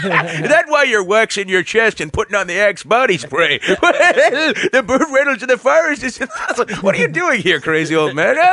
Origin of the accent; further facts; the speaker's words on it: Canada; you wouldn't have known I was Canadian.